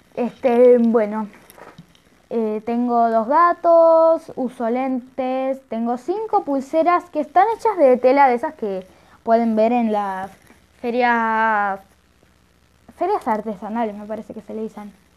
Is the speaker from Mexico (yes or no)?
no; Argentina; soy de Argentina